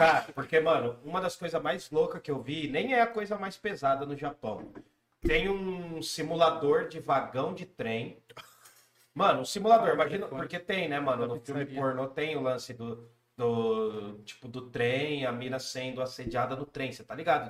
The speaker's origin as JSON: {"language": "Portuguese", "town": "Jundiaí", "region": "São Paulo", "country": "Brazil", "said": "Nós somos de Jundiaí"}